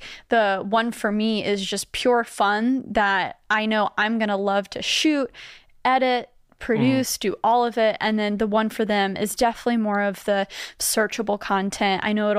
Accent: Grapevine, Texas, United States; now in New York, United States; I grew up in Dallas, Texas. Grapevine specifically.

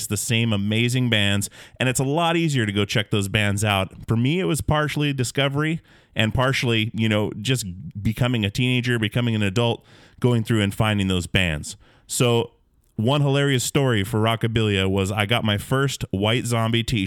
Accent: Alaska, United States; born or raised there

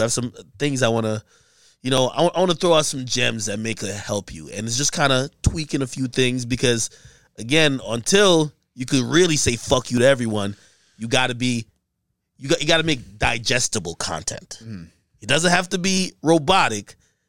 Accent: Jamaica; Yeah, I'm Jamaican.

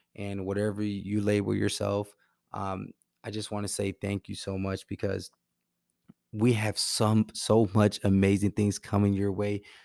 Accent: Milwaukee, Wisconsin, United States; my hometown of Milwaukee

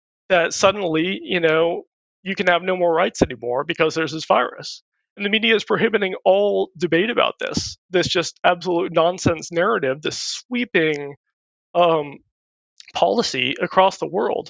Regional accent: California, United States; I grew up in California

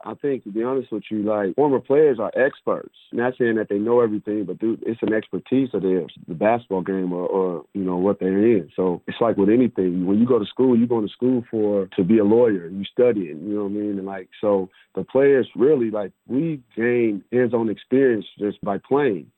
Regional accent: Portland, Oregon, United States; moved away; my hometown, P Town, Portland, Oregon

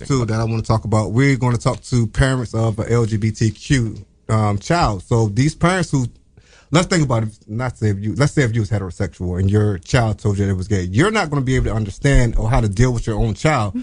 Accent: Norfolk, Virginia, United States; moved away; I'm from Virginia

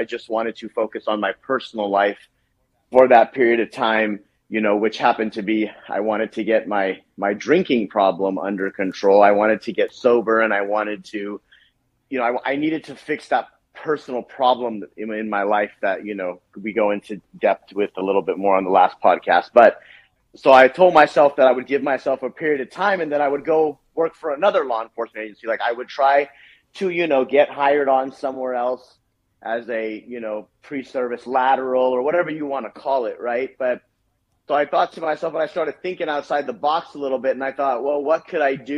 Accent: Orange County, California, United States; I'm from Orange County, California.

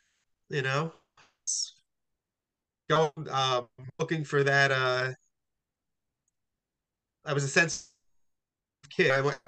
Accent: Hamilton, New Jersey, United States; also born or lived in Trenton, New Jersey / Freehold, New Jersey / Newburgh, New York; now in Forked River, United States; I'm in Forked River right now. I'm in a sober living house. But I'm from Hamilton, born in Trenton.

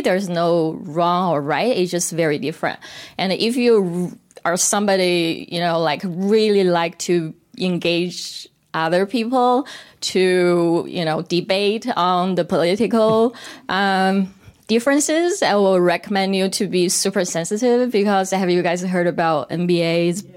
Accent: city across the river from North Korea, Northeast China, China; moved away as an adult; now in United States; I'm originally from China. I'm Korean-born in China, third generation Korean

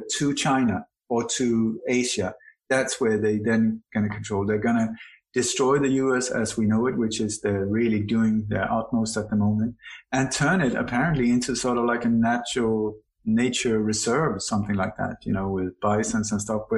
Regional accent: Sweden; also born or lived in Denmark / Iceland / Spain / Indonesia; now in Bali, Indonesia; My body was born in Denmark. Am I Danish? I don't think so. I have a Danish passport. Doesn't make me Danish. I grew up in Sweden

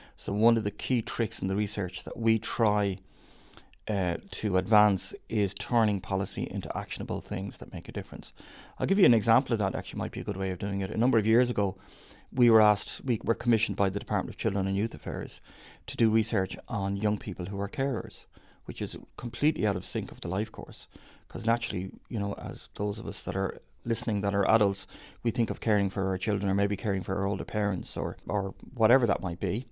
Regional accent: Dublin, Leinster, Ireland; growing up in Dublin

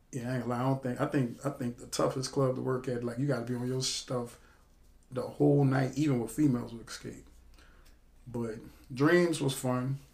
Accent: Illinois, United States; now in New Orleans, United States; I'm originally from Illinois, Centralia, Chicago, you know, Midwest boy

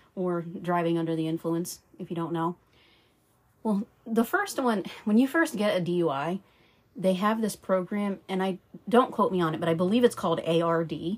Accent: Pennsylvania, United States; I was born in Pennsylvania in November 1986.

